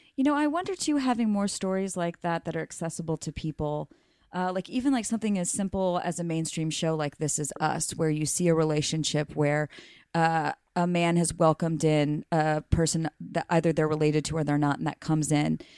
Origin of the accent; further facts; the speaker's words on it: Mississippi, United States; moved away; also born or lived in Alabama; I'm from Mississippi